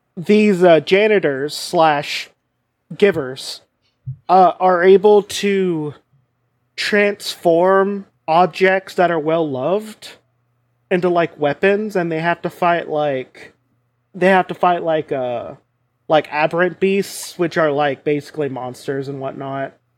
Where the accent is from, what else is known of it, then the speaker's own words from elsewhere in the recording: United States; I'm American